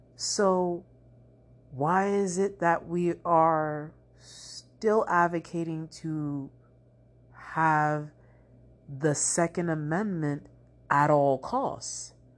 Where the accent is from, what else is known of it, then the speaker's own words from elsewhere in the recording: United States; as an American citizen